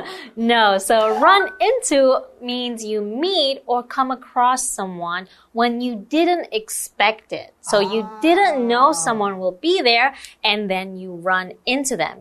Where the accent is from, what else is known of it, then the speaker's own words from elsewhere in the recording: Taiwan; also born or lived in Portugal / United Kingdom; I was born in Portugal, then I moved abroad to Taiwan, but oh. I am also Taiwanese. So, is it really abroad? Mm. And I've been here for most of my life.